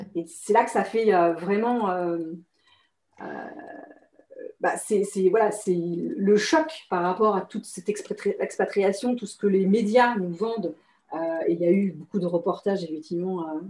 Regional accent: France; moved away as an adult; also born or lived in Singapore; je suis française, mais j'étais à l'étranger en fait

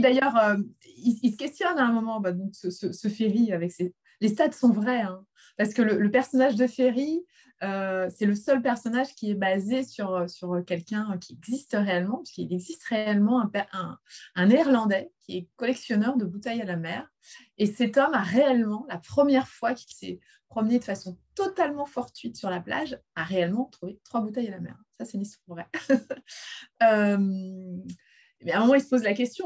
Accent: Finistère, Brittany, France; j'ai grandi dans le Finistère, donc j'ai grandi, euh, j'ai grandi au bord de la mer

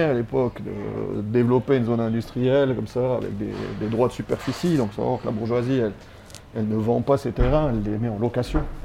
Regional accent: Sierre, Valais, Switzerland; also born or lived in Chalais; j'ai grandi à Grange, tout le temps grandi à Grange, j'ai fait toutes mes classes là.

